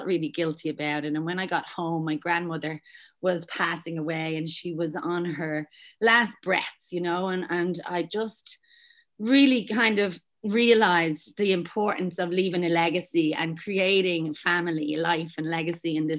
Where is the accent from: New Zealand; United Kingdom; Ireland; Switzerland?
Ireland; Dublin, Leinster; moved away as an adult; now in Australia; I'm from Dublin, Ireland, but I've been over here for the last almost 15 years.